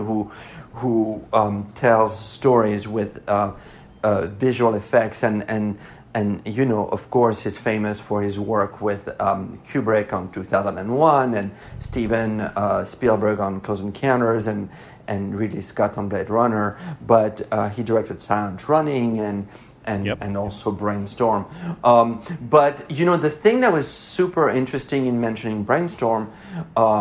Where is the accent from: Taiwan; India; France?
France; Paris, Île-de-France; accent: French; English is a second language; now in Los Angeles, United States; because I grew up in Paris